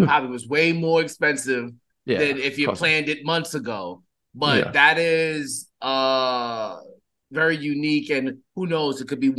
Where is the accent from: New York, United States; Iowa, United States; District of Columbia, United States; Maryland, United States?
New York, United States; I am from New York. I love living on the East Coast, or I'd rather yet, I just love being from New York.